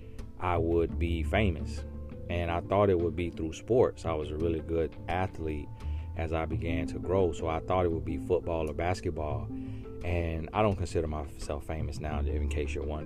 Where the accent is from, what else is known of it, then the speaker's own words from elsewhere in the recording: Auburndale, Florida, United States; moved away as an adult; also born or lived in El Paso, Texas / Winter Haven, Florida; I was raised in Arbondale, Florida from the age of 5 years old, I believe. And I stayed there until college.